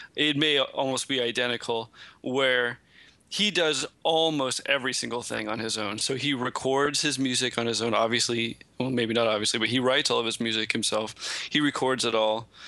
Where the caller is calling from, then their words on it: New York, United States; I am calling in from Brooklyn